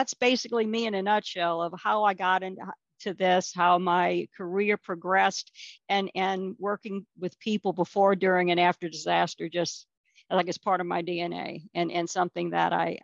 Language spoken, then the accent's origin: English; United States; that's my hometown that got destroyed